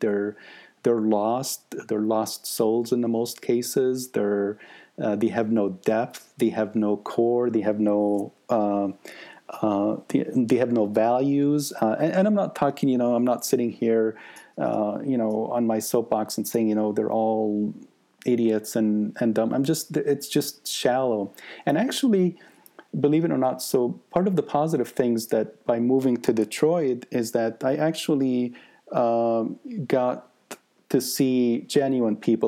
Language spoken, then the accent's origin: English; Egypt; now in United States; one in Egypt, and I was brought up in Egypt